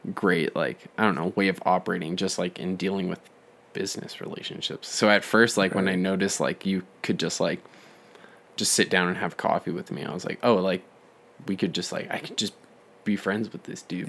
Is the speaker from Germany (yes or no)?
no; Calgary, Alberta, Canada; we're from Calgary, Alberta, yeah. Canada